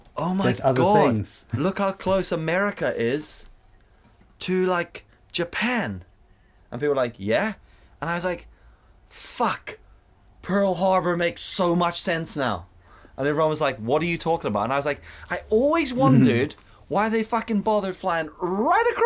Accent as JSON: {"language": "English", "country": "South Africa", "tie": "born or raised there", "moved": "yes", "said": "I grew up in South Africa where we learnt about shit the South African way"}